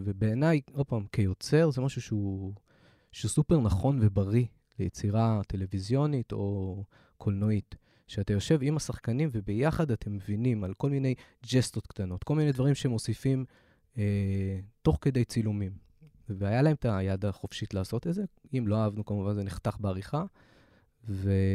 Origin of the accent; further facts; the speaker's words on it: Haifa, Haifa District, Israel; moved away; חיפאי, בתור חיפאי לשעבר